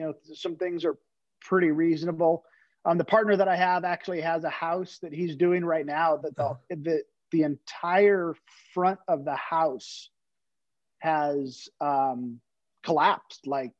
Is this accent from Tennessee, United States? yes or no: no; California, United States; But I'm also from California. So you might as well 2X to 3X everything in California.